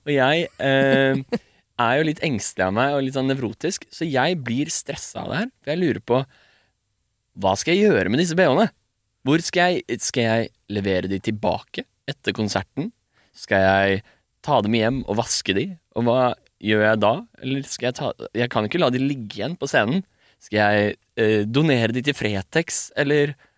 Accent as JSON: {"language": "Norwegian", "town": "Bærum", "region": "Akershus", "country": "Norway", "said": "Jeg er fra Bærum."}